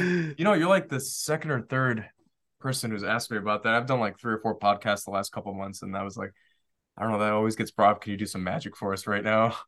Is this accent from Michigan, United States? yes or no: yes; Detroit, Michigan, United States; also born or lived in Washington, D.C.; I grew up in Detroit